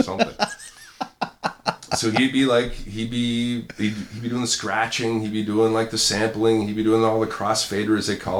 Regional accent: Toronto, Ontario, Canada; as a Canadian guy, you know, who was growing up in, you know, albeit a very multicultural suburb of Toronto in Scarborough.

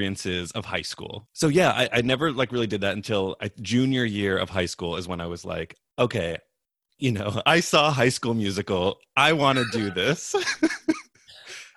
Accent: Westchester, New York, United States; I grew up in like New York. Some would say upstate New York. I wouldn't. It's Westchester

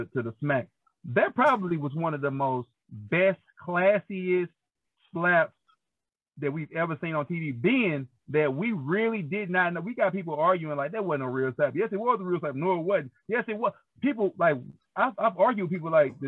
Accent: St. Louis, Missouri, United States; I grew up on Goodfellow and Lily and in North County

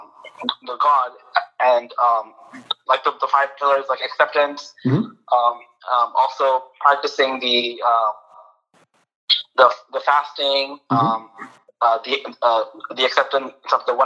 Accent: Pakistan; now in California, United States; I'm Arab Indian, born in Pakistan. So I've been in USA for about 37 years.

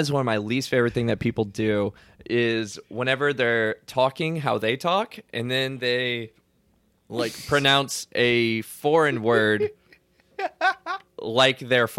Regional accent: LaPlace, Louisiana, United States; moved away; also born or lived in Lexington, Kentucky; But I grew up in La Place, and everybody calls it La Place, you know?

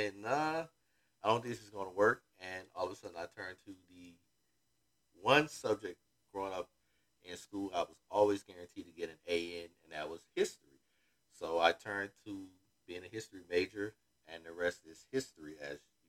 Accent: Florida, United States; I'm from Florida

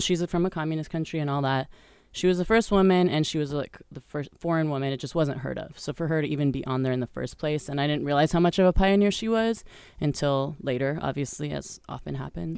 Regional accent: Colorado, United States; moved away as an adult; also born or lived in Brazil; I was born in Colorado to, let's see, I was, I lived there until I was about eighteen

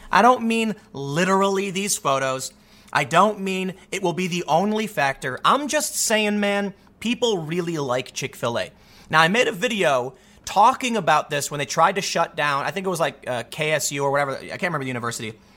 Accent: Chicago, Illinois, United States; grew up in Chicago

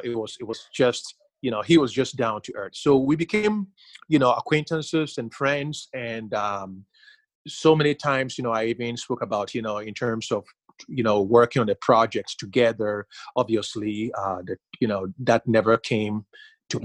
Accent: Ghana; growing up in Ghana

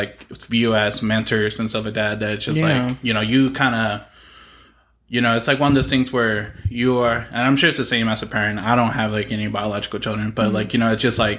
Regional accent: Mustang, Oklahoma, United States; I would say I grew up here in Oklahoma City area. I'm a Mustang graduate.

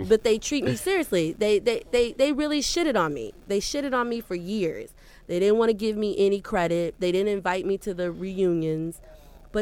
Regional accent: Skokie, Illinois, United States; also born or lived in Chicago, Illinois / Hampton, Virginia / New York; I grew up, when I was 5 years old, my mom and dad moved with me, of course, to Evanston, Skokie area. So I grew up in Skokie, Evanston area, down the street from Northwestern

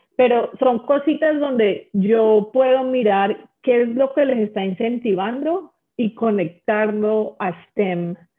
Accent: Colombia; now in United States; yo nací en una situación en Colombia donde las cosas eran muy difíciles

